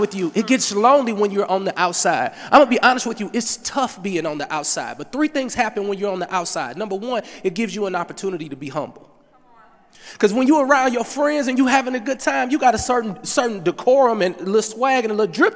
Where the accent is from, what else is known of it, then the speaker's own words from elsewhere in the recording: Berkeley, Missouri, United States; I'm from St. Louis, Missouri, Berkeley to be exact. Median income, $17,000.